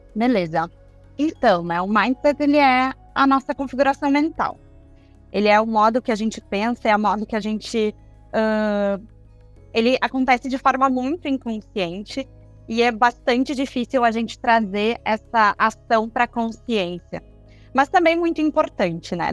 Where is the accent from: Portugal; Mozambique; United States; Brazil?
Brazil; nós como brasileiros, a gente tem a nossa cultura brasileira